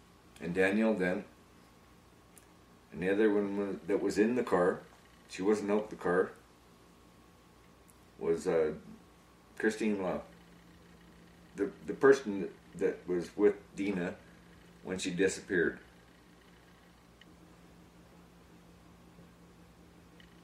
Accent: Quesnel, British Columbia, Canada; I did grow up on the streets of Quesnel.

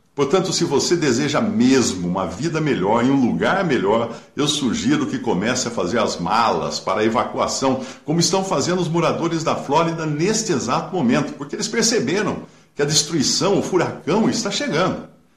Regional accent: Limeira, São Paulo, Brazil; quando era garoto, em Limeira, minha cidade era grande produtora de, de sucos e laranjas

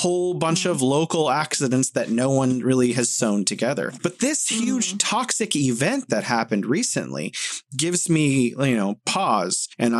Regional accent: Modesto, California, United States; moved away as an adult; now in Beijing, China; Modesto, California, where I'm originally from

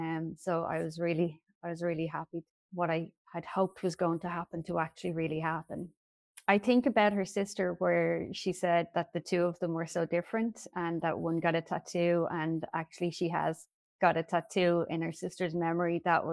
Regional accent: Ireland; I'm from Ireland.

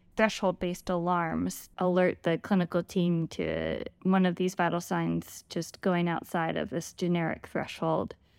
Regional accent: Richmond, Virginia, United States; also born or lived in Lexington, Virginia / Charlottesville, Virginia; So I was born and raised in Virginia. I've started out in Richmond

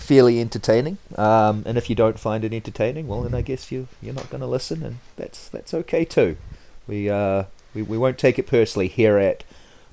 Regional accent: New Zealand; moved away; We're both originally from New Zealand

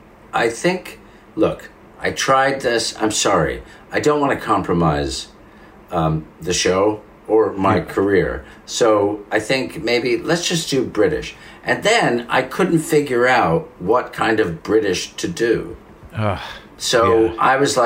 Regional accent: Italy; accent: Italian; English is a second language; So there are times, even when I hear my own Italian accent, I go, oh, no.

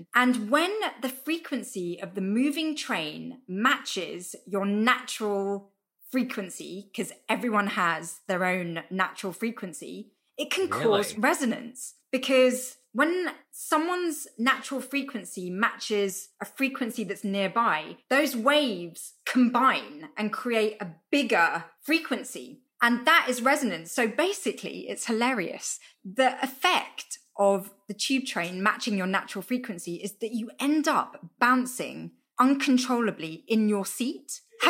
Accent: London, United Kingdom; I'm from London, and we have the London Underground.

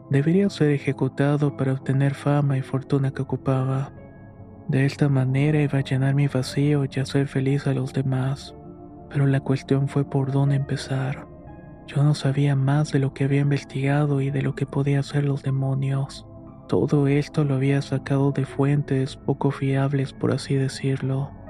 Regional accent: Guadalajara, Jalisco, Mexico; now in Serano, Mexico; soy originario de Guadalajara, aunque actualmente resido en Serano, Guanajuato, el cual es un pequeño pueblo colindante a Michoacán.

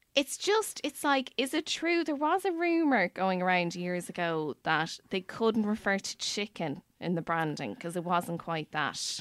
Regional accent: Ireland; as Irish people

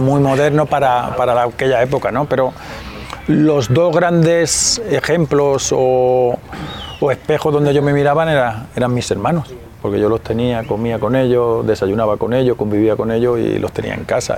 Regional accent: Spain; moved away as an adult; now in Mexico; en mi país, en España

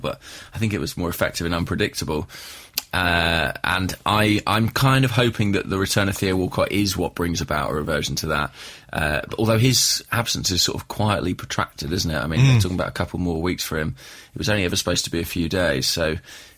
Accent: England, United Kingdom; as an Englishman

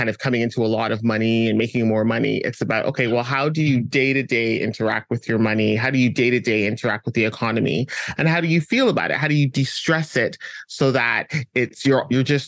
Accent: Canada; also born or lived in London; I was born in London, but raised in Canada.

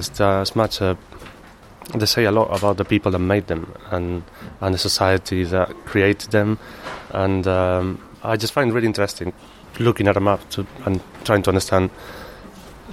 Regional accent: Malaga, Andalusia, Spain; English is a second language; moved away as an adult; now in London, United Kingdom; I'm originally from Spain. Probably can't tell from Malaga, and yes, I arrived to London about 13 years ago

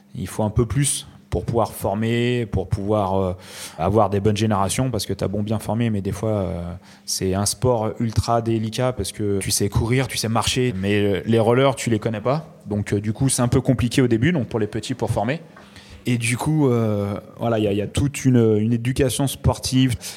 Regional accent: France; en tant que petit français en France

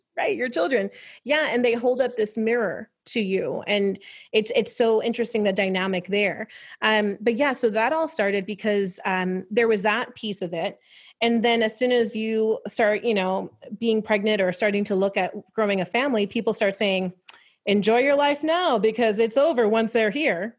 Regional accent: New York, United States; growing up in New York is, um, so I was raised by my grandparents

